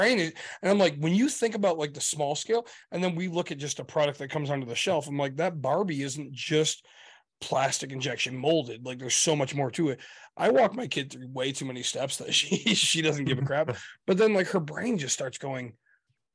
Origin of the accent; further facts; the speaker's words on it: United States; we're American